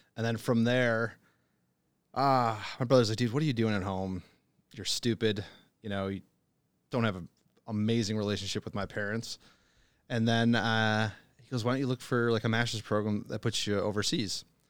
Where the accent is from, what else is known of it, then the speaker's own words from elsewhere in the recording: Buffalo, New York, United States; moved away as an adult; also born or lived in China; originally from Buffalo, New York